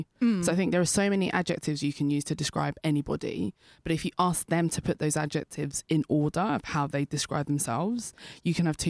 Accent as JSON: {"language": "English", "country": "United Kingdom", "said": "I'm British and I don't quite like physics, but I'm like mathsy and techy"}